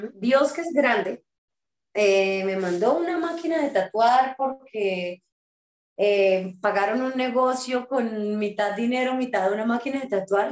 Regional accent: Bucaramanga, Santander, Colombia; moved away; also born or lived in Bogotá; visitaba mi tierra natal, Bucaramanga

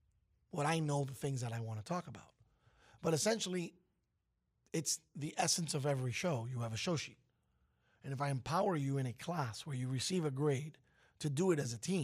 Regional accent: Brooklyn, New York, United States; How do you feel West Coast if I'm from Brooklyn?

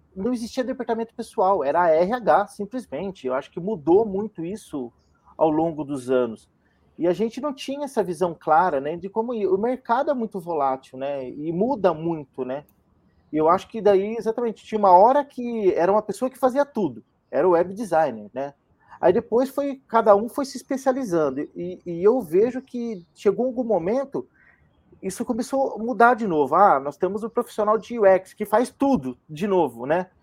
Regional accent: Campinas, São Paulo, Brazil; moved away as an adult; now in São Paulo, Brazil; Eu sou de Campinas, sou da terra aí do, da maioria das pessoas que estão aqui hoje.

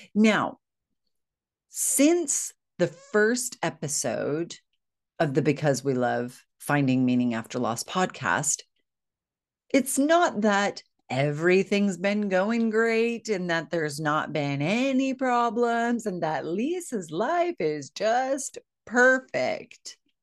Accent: United States; moved away as an adult; now in United Kingdom; I'm American. I know I live in the UK

